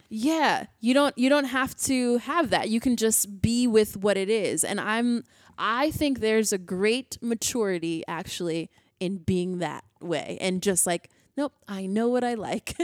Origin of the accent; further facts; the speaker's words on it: United States; I'm an American.